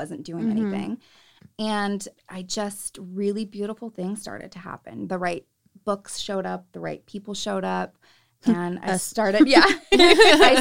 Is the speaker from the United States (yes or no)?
yes; Salinas, California, United States; I'm from Salinas, so there's a lot of Catholicism